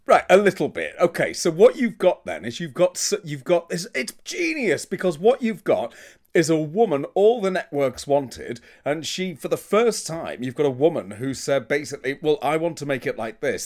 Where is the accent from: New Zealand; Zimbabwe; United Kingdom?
United Kingdom; I'm British.